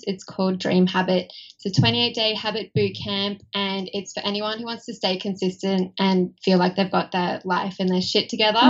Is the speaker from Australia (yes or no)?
yes; Australia; accent: Australian; you can probably tell from my accent that I'm Australian